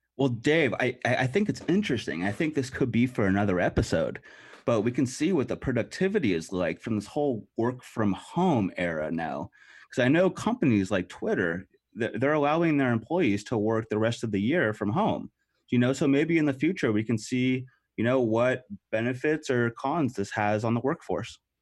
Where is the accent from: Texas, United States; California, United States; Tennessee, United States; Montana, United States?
California, United States; Los Angeles; moved away as an adult; now in San Diego, United States; I grew up in Los Angeles